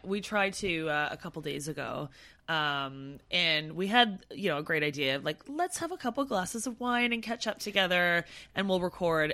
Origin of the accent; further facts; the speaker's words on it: Canada; now in London, United Kingdom; I'm Canadian and white and not Asian